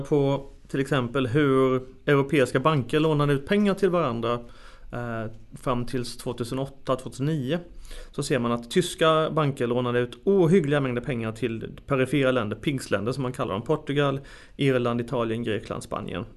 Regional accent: Sweden; som en svensk som sitter hundratals mil bort

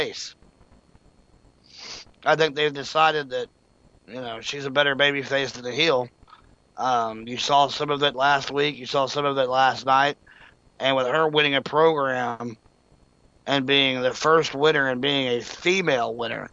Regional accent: Claremore, Oklahoma, United States; In my hometown, Claremore, where I live, Rogers County

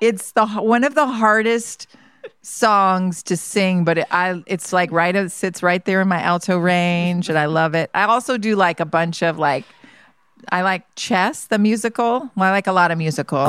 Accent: Georgia, United States; moved away; I grew up in Georgia

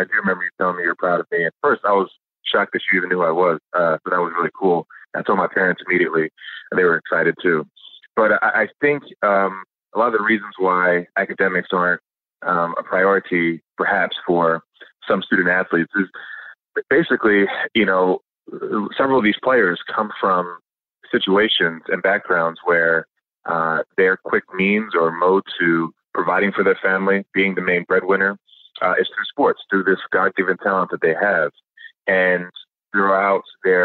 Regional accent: New Jersey, United States; also born or lived in Bahamas; coming from the Bahamas and growing up in South Jersey

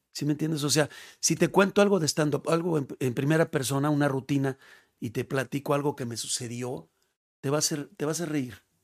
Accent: Mexico; also born or lived in León / Guadalajara; es gratificante para uno como mexicano decir, vámonos

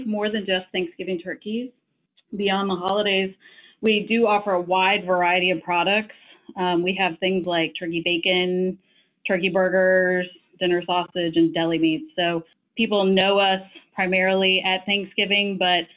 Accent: right outside of Madison, Wisconsin, United States; moved away as an adult; also born or lived in Chapel Hill, North Carolina; I actually grew up in the Midwest, right outside of Madison, Wisconsin

